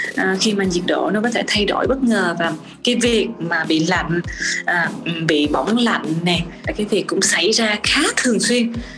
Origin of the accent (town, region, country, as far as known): Vietnam